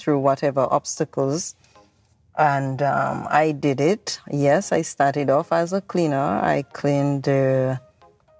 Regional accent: Dominica; moved away as an adult; now in Anguilla; Grew up in the rural community of Benz, Dominica

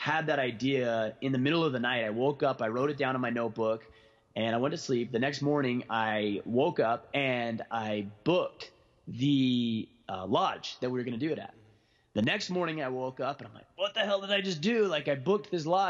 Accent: Southern Utah, United States; my hometown in Southern Utah

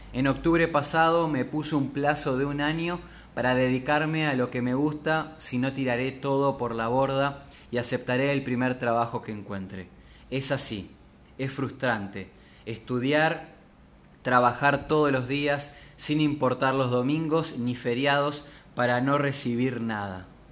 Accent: Córdoba, Argentina; now in Paraná, Argentina; Nací en Córdoba, pero vivo en Paraná, Entre Ríos

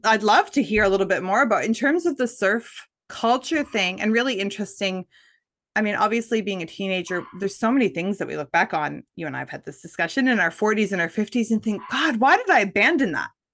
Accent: Nova Scotia, Canada; moved away; I grew up in Nova Scotia, Canada

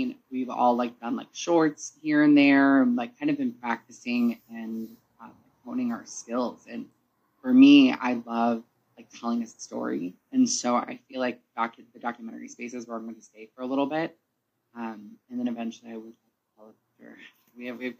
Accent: Chicago, Illinois, United States; moved away as an adult; now in Washington, D.C., United States; I grew up like 3 blocks away from Chicago White Sox Park.

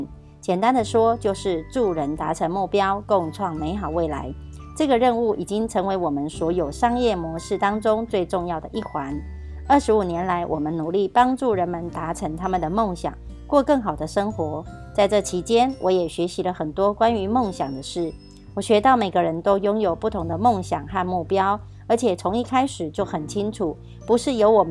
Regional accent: Miaoli County, Taiwan; 我是苗栗的

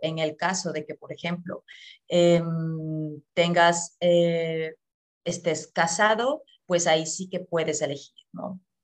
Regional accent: Ecuador; moved away as an adult; now in Germany; yo eh, soy de Ecuador, llevo aquí en Alemania ya ocho años

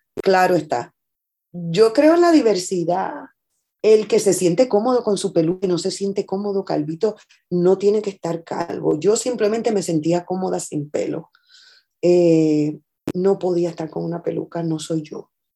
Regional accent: Puerto Rico; yo soy mayoría en mi país. Yo soy mayoría, es, es lo que más hay en Puerto Rico

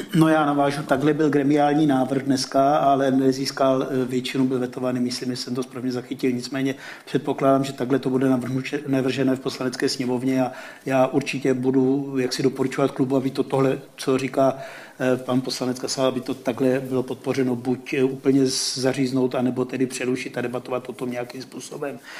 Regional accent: Slovakia; moved away as an adult; now in Czech Republic; jsem Slovák, Nemám český občanský průkaz

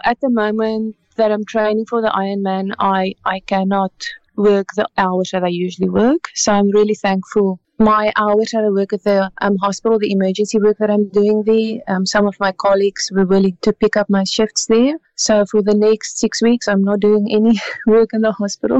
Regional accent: South Africa; moved away as an adult; now in Canada; we grew up in South Africa

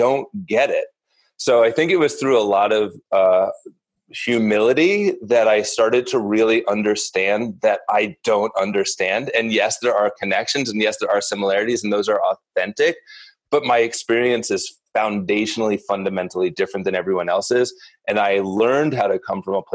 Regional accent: Northeast, United States; born or raised there; also born or lived in New York City

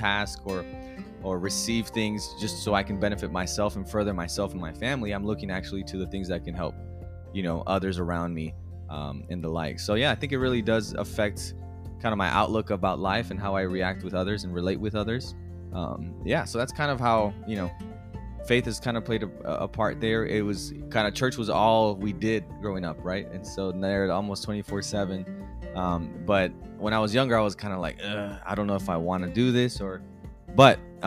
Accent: McAllen, Texas, United States; moved away; I'm from originally born and raised in South Texas, McAllen, Texas, to be exact.

